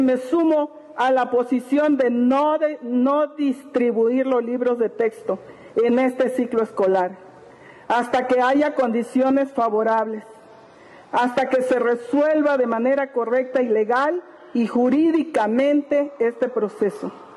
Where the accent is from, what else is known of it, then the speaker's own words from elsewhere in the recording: Chiapas, Mexico; Yo soy de Chiapas